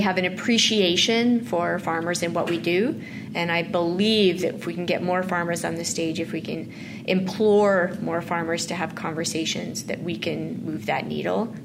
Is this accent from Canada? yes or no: yes; Mossbank, Saskatchewan, Canada; my hometown that I never wanted to go back